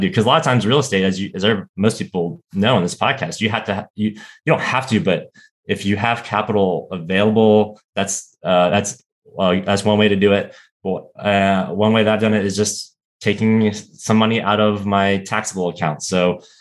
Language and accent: English; Florida, United States; moved away as an adult; now in Washington, D.C., United States; I grew up in Florida and moved to Washington, D.C. For undergrad. And I've been in D.C. ever since